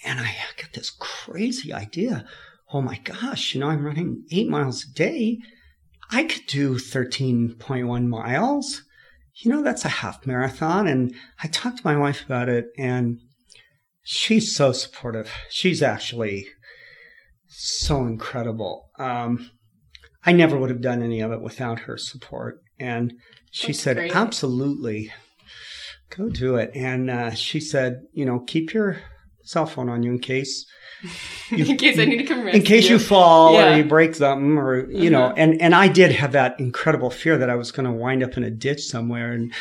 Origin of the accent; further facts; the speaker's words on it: California, United States; now in Utah, United States; I'm from California